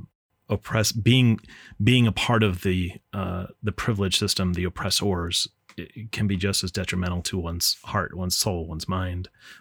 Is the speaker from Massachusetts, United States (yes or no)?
no; Orange County, California, United States; moved away as an adult; also born or lived in Ohio / Silver Creek, New York; now in Chandler, United States; I mean, I grew up in Orange County, same as you.